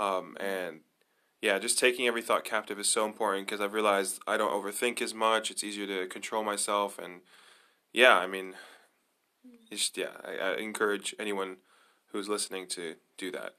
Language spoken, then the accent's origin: English; Nazareth, Northern District, Israel; also born or lived in United States; I grew up in Israel. I grew up in Nazareth.